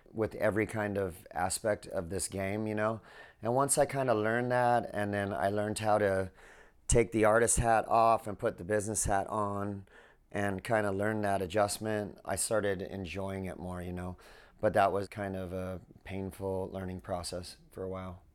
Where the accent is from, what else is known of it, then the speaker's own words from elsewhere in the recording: Southern California, United States; I grew up in Southern California.